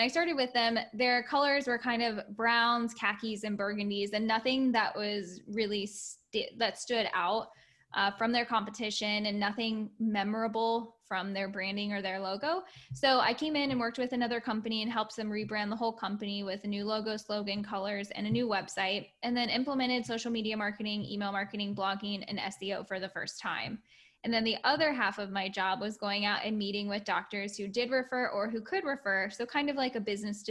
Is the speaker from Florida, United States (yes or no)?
yes; Florida, United States; also born or lived in Orlando, Florida; I was raised in Florida, then moved up to Orlando, the Orlando area